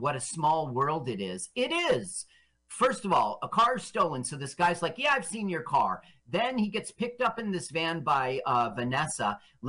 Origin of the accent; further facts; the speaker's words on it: Las Vegas, Nevada, United States; We're not quite in Las Vegas yet because I did a lot of growing up in Vegas.